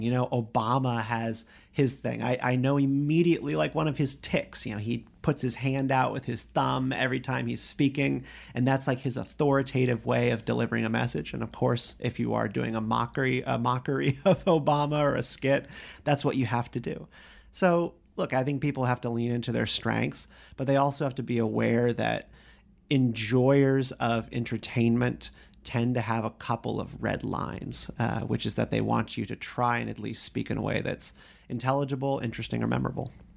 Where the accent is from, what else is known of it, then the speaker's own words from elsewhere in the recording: Raleigh, North Carolina, United States; moved away as an adult; now in Washington, D.C., United States; I'm a North Carolina boy